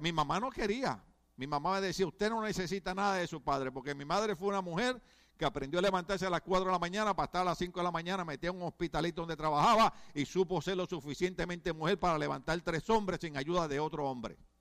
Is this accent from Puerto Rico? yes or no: yes; Puerto Rico